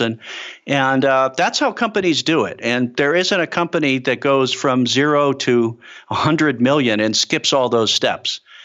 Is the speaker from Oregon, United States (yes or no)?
no; Chicago, Illinois, United States; moved away; I'm a kid from Chicago